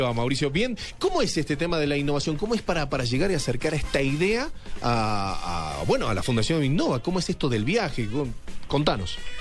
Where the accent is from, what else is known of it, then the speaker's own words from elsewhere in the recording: Argentina; now in Colombia; soy argentino